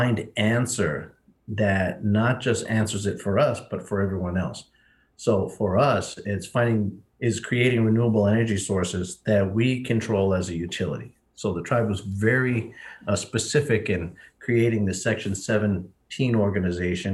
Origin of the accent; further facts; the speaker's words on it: Hempstead, New York, United States; moved away as an adult; now in Standing Rock, United States; I grew up in Hempstead, New York, on Long Island